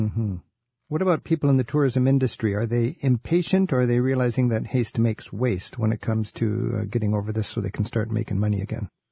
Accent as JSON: {"language": "English", "town": "Edmonds", "region": "Washington", "country": "United States", "tie": "born or raised there", "said": "my own hometown"}